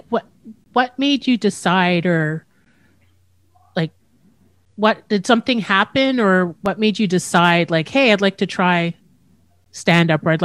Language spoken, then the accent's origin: English; Châteauguay, Quebec, Canada; Me too. I grew up in Chateauguay.